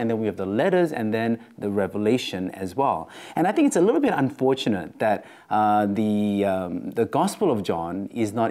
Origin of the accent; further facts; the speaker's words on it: Australia; accent: Australian; my Australian accent